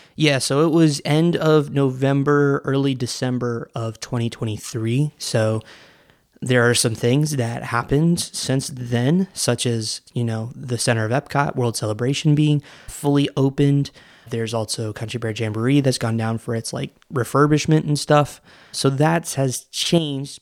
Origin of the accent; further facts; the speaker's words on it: Orlando, Florida, United States; I grew up in Orlando when Wishes was a thing